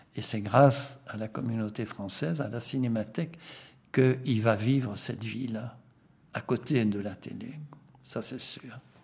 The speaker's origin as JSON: {"language": "French", "country": "Belgium", "first_language": "Flemish", "second_language": "French", "said": "je suis flamand d'origine, je suis un flamand francophone."}